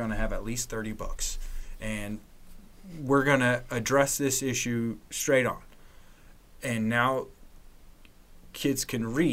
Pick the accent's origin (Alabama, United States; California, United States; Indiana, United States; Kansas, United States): Indiana, United States; Evansville; I was born on the West Side, grew up on the West Side, went to USI, got married, found a job, stayed on the West Side